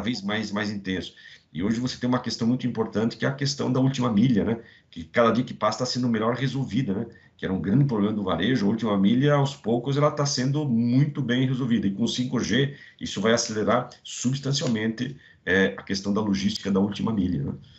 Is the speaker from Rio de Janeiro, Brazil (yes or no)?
no; Rio do Cedros, Santa Catarina, Brazil; now in São Paulo, Brazil; é um catarinense de uma pequena cidade no interior de Santa Catarina, chamada Rio de Serros, mas já sou paulistano, estou há 30 anos em São Paulo